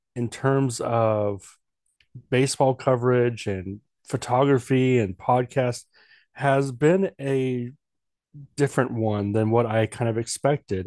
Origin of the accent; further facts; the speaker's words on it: Washington, United States; moved away as an adult; also born or lived in Oregon; now in North Dakota, United States; I'm from the Northwest, born and raised